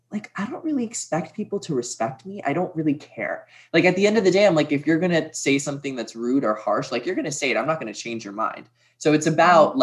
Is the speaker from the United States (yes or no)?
yes; Brookline, Massachusetts, United States; moved away as an adult; now in New York, United States; Born and raised Boston, Massachusetts, in Brookline. And then I moved to New York like four years ago after I graduated